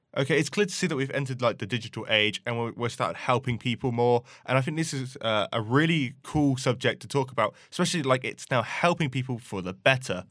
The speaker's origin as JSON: {"language": "English", "town": "Banbury", "region": "South East England", "country": "United Kingdom", "tie": "born or raised there", "said": "my hometown in Banbury"}